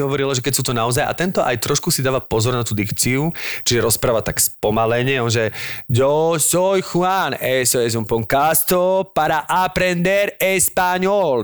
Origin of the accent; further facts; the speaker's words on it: Slovakia; zrazu som bol Slovák úplne najväčší